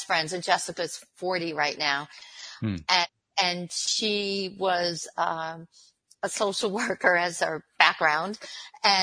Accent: Long Island, New York, United States; moved away as an adult; also born or lived in Miami, United States; now in Buffalo, United States; I'm originally from Long Island

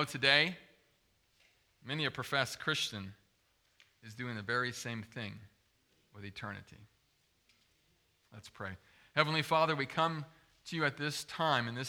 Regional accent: Zeeland, Michigan, United States; I grew up in West Michigan, over by Zeeland

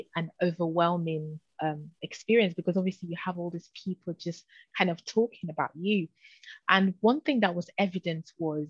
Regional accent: London, United Kingdom; growing up in London, and spiritually the climate can be quite tough

